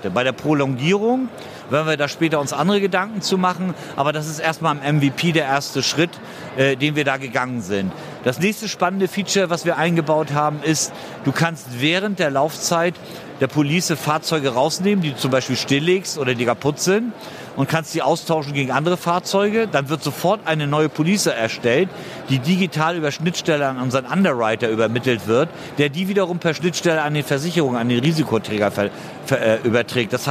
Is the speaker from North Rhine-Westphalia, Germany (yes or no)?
no; Hamburg, Germany; Ich komme aus Hamburg, aus der Logistikhauptstadt Deutschlands.